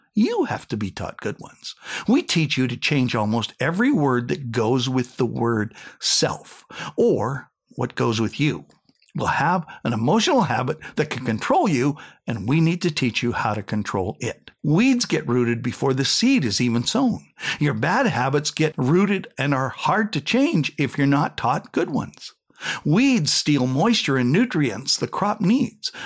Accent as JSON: {"language": "English", "region": "Saskatchewan", "country": "Canada", "tie": "born or raised there", "said": "I was going to be a hockey player growing up in Saskatchewan on a dairy farm"}